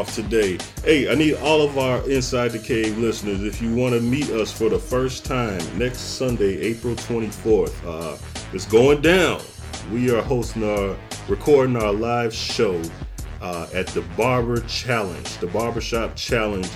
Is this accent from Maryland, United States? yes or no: no; Chicago, Illinois, United States; growing up in the Chicagoland area